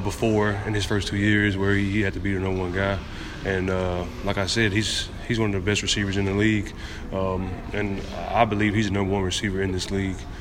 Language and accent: English; Galveston, Texas, United States; moved away; my free camp that I do, uh, annually in my hometown of Galveston